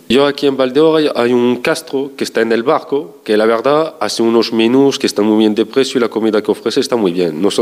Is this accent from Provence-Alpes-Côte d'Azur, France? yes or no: yes; Marseille, Provence-Alpes-Côte d'Azur, France; now in A Rúa, Spain; yo me crié en Francia, una gran ciudad, en Marsella, y es muy distinto. Yo en Francia no conocía ni mis vecinos.